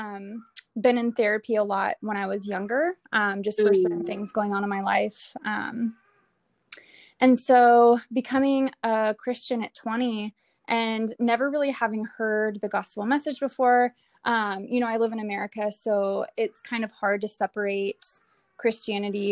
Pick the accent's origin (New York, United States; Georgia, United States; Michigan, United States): Georgia, United States; Atlanta; also born or lived in California; we're originally from Georgia, Atlanta, Georgia, where I am